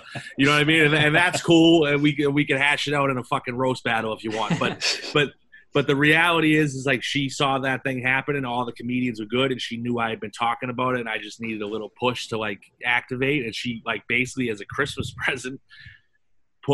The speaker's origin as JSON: {"language": "English", "town": "Boston", "region": "Massachusetts", "country": "United States", "tie": "born or raised there", "said": "growing up in Boston"}